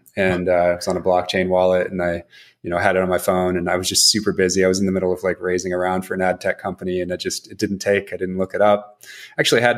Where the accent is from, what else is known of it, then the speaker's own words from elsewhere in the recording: Seattle, Washington, United States; moved away as an adult; also born or lived in Chicago / New York / Missouri; now in California, United States; I grew up in Seattle. That's the family seat